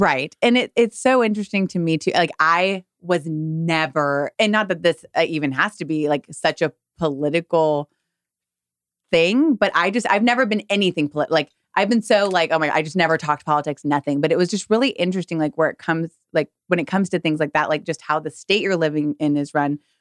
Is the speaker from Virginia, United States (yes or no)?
no; California, United States; moved away as an adult; now in Texas, United States; I'm from California